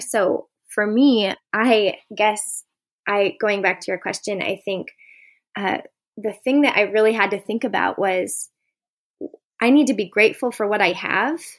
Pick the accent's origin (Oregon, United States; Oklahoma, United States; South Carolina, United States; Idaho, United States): Idaho, United States; Boise; I am from Boise, Idaho